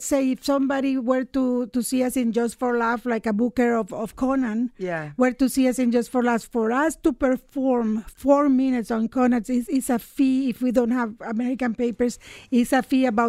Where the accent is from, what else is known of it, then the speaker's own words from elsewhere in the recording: Nicaragua; now in Canada; I started out as a refugee and now I am in Canadian show business. I said, the government of Nicaragua will never be able to find me.